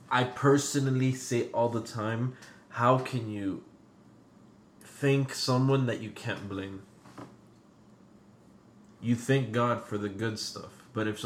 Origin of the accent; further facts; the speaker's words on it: Venezuela; English is a second language; I'm from Venezuela, eh, eh, in in South America, and a lot of other countries would be similar in this aspect.